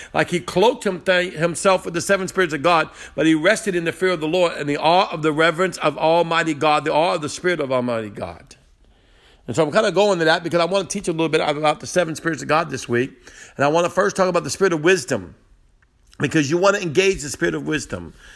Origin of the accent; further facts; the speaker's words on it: New Orleans, Louisiana, United States; moved away as an adult; now in Slidell, United States; I'm from New Orleans and Metairie area, which is the part of the big city